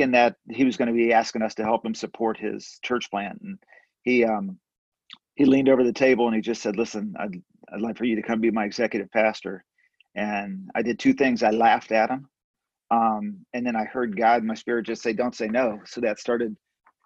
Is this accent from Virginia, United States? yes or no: no; Ohio, United States; moved away as an adult; also born or lived in Toledo, Ohio; now in Georgia, United States; I'm from Ohio